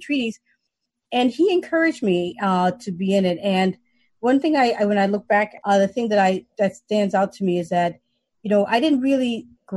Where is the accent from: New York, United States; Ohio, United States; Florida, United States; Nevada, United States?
New York, United States; New York City; moved away as an adult; I'm from the Bronx